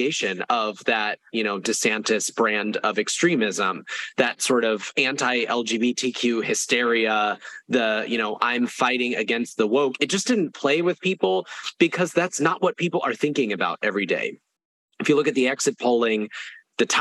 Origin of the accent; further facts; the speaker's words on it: Florida, United States; as a Floridian